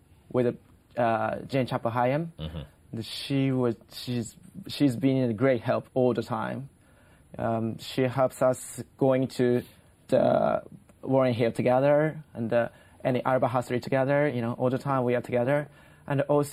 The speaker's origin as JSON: {"language": "English", "country": "Japan"}